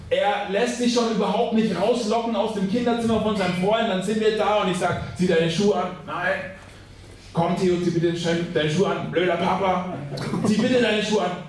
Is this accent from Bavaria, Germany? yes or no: yes; Schweinfurt, Bavaria, Germany; ich ähm, komme aus Schweinfurt, also bin auch ein Franke und ich habe heute Morgen gemerkt, ich habe sogar mittelfränkische Wurzeln.